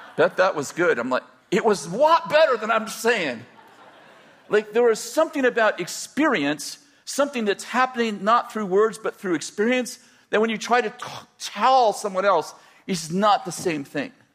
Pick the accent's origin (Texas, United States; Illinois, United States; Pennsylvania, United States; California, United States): California, United States; the Bay Area; moved away as an adult; also born or lived in Weaverville, California; I was raised in the Bay Area at 20 years old, 22 years old. Yeah, 22 years old, we moved to Weaverville, so pretty isolated